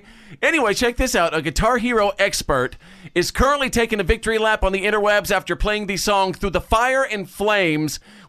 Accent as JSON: {"language": "English", "country": "United States", "said": "as an American"}